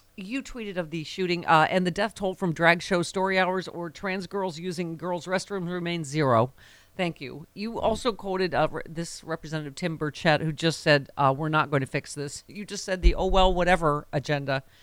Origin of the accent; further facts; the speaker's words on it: Buffalo, New York, United States; Buffalo, my hometown